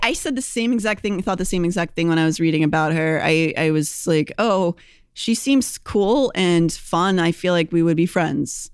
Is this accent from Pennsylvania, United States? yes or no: yes; Pittsburgh, Pennsylvania, United States; moved away; also born or lived in Philadelphia; I'm from Pittsburgh, but I also lived in Philadelphia for many years, so I also consider that my home